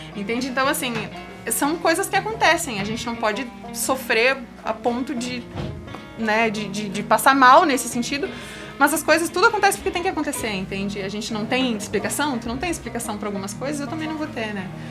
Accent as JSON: {"language": "Portuguese", "town": "Caxias", "country": "Brazil", "also_born_or_lived": "Bento Gonçalves", "said": "eu morava em Caxias, eu sou de Caxias."}